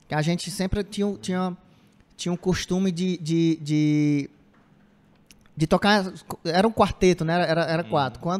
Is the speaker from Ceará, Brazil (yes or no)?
yes; Cedro, Ceará, Brazil; born there; now in Cariri, Brazil; Eu nasci em Cedro, que é centro-sul, ali perto, próximo da Iguatu. Mas vim morar aqui, já tem, sei lá, 18 anos que eu moro aqui no Cariri, já me considero caririense.